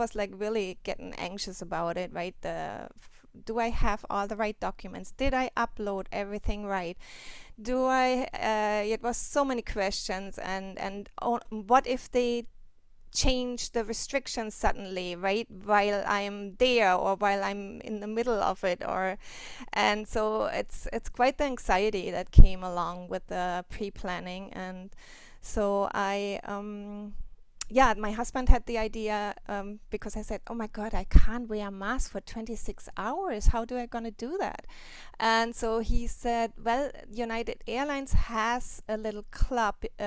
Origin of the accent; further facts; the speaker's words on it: Germany; now in Hawaii, United States; I went to Germany. I'm from Germany, and I wanted to visit my family